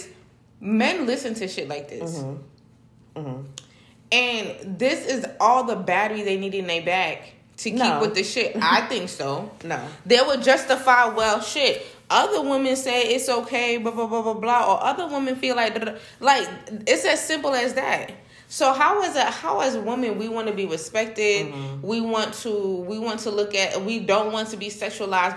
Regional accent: Jamaica; No, I'm Jamaican. We wine in Jamaica

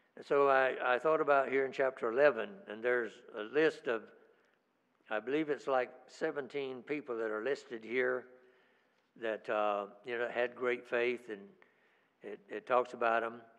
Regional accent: United States; I'm an American

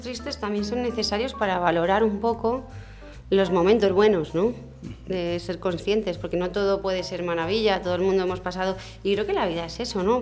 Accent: Madrid, Community of Madrid, Spain; moved away as an adult; also born or lived in Mallorca; now in Palma, Spain; yo es que soy de Madrid y somos muy abiertos.

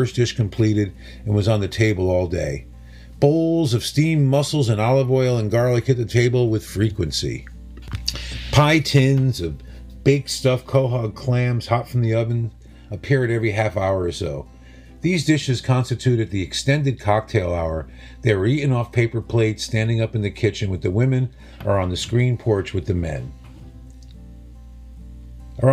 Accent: New Haven, Connecticut, United States; Growing up in New Haven on Long Island Sound, we were swimming in Italian Americans and fresh seafood

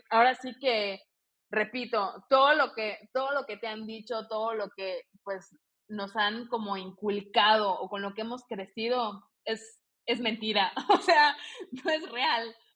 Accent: Mexico; also born or lived in Barcelona, Spain; tengo la doble nacionalidad, soy española y mexicana por parte de abuela

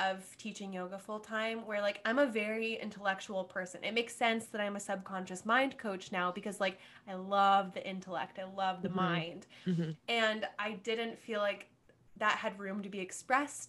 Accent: Cincinnati, Ohio, United States; moved away as an adult; also born or lived in Washington, D.C.; now in New York, United States; I was born and raised in Cincinnati, Ohio.

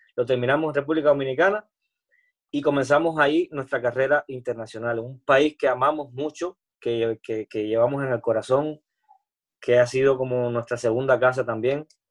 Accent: Cuba; moved away as an adult; also born or lived in Spain; soy cubano, soy artista, soy cantante

